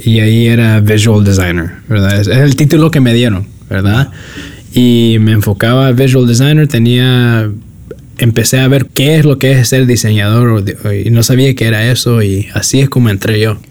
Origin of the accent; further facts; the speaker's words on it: New York City, New York, United States; now in Redwood City, United States; nací, nací en el sur del Bronx y me crecí en Nueva York